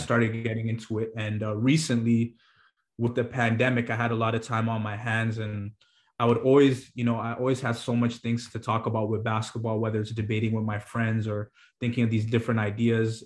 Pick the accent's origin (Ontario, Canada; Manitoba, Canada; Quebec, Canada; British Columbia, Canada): Ontario, Canada; Toronto; I'm from Toronto.